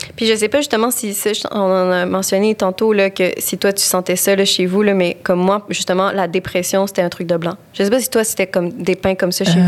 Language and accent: French; Quebec, Canada; je suis québécoise, je suis ici, je suis québécoise